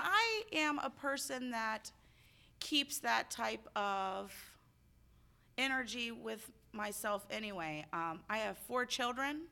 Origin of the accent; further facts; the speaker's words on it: Cincinnati, Ohio, United States; I am from Cincinnati, Ohio